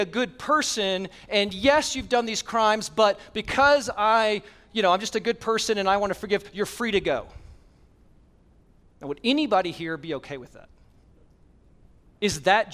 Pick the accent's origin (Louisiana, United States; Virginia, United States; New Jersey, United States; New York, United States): Virginia, United States; Blacksburg; moved away; I grew up in Blacksburg, Virginia